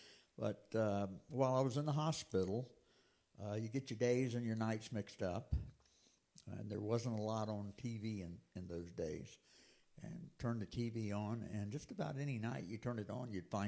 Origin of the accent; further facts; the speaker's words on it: Auburndale, Florida, United States; moved away as an adult; also born or lived in Florala, Alabama / Texas; I was born there, but I was raised in Auburndale, Florida.